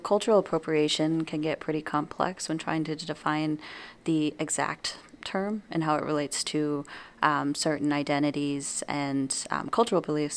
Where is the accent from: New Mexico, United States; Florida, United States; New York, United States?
New Mexico, United States; moved away as an adult; now in Wisconsin, United States; leaving my home state of New Mexico. Um, so in New Mexico, I'm surrounded not only by my own culture